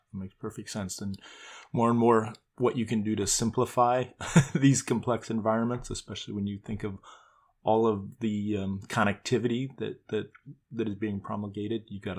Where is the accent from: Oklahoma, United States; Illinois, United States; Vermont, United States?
Illinois, United States; Chicago; my hometown of Chicago.